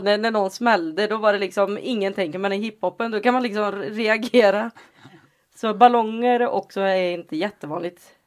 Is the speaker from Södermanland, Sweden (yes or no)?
no; Lidköping, Västra Götaland, Sweden; moved away; also born or lived in Alingsås / Gothenburg; Jag är från Lidköping från första början.